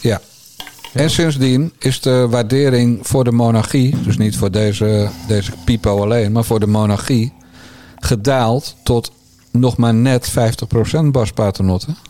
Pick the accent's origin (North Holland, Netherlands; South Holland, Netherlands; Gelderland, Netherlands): South Holland, Netherlands; Bergambacht; ik ben een timmermanszoon uit Bergambacht